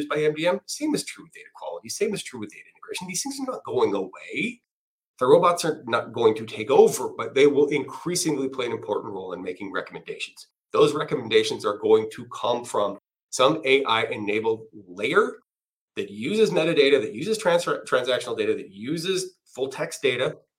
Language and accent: English; Canada; I'm Canadian